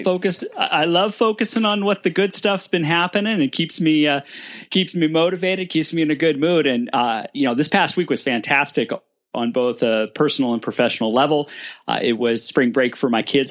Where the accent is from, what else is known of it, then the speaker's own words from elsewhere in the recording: Burbank, California, United States; born and raised in Burbank